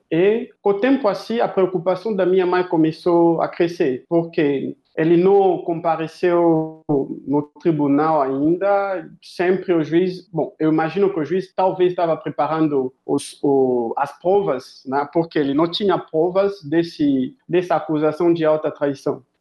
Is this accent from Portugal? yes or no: no; Kinshasa, DR Congo; Portuguese is a second language; also born or lived in Johannesburg, South Africa; now in Brazil; eu, eu nasci no, na República Democrática do Congo, em Kinshasa, que é o capital do Congo. Eu morri uma parte, eu passei minha infância em uh, ah, Joanesburgo e Kinshasa. Minha mãe é sul-africana